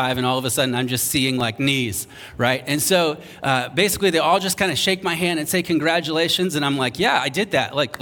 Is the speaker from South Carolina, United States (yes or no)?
yes; North Charleston, South Carolina, United States; moved away; I remember growing up in North Charleston, South Carolina. If you know where that is, you're impressed that I made it out. And I grew up there